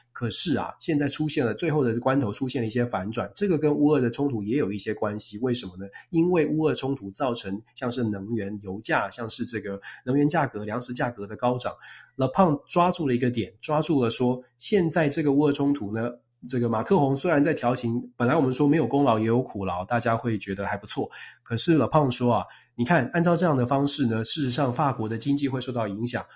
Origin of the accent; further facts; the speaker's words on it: Taiwan; 我在台湾出生长大